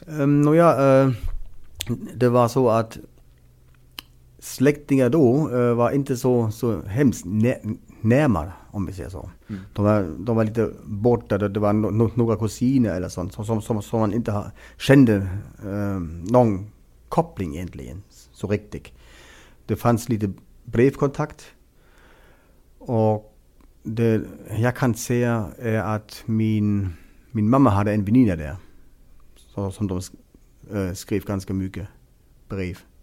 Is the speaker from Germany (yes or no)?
yes; Greifswald, Mecklenburg-Vorpommern, Germany; Swedish is a second language; moved away as an adult; now in Åland, Finland; en språkkurs i Greifswald, i staden der jag kommer ifrån